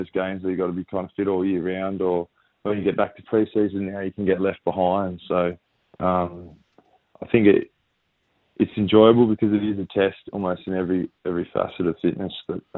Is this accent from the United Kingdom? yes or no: no; New South Wales, Australia; growing up in New South Wales, not really understanding how big AFL footy was in Victoria and those AFL states.